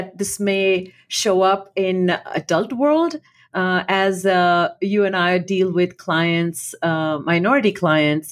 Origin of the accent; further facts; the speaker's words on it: India; moved away as an adult; when I was growing up in India